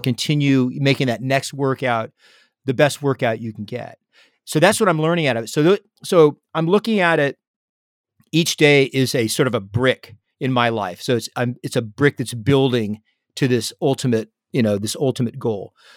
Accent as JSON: {"language": "English", "town": "San Diego", "region": "California", "country": "United States", "tie": "born or raised there", "said": "growing up in San Diego, I was on the water"}